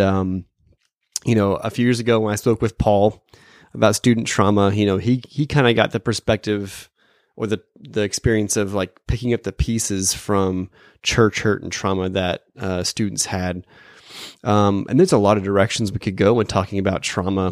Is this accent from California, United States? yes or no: no; Phoenix, Arizona, United States; also born or lived in Dallas, Texas; now in St. Louis area, United States; I'm from Phoenix and I lived in Dallas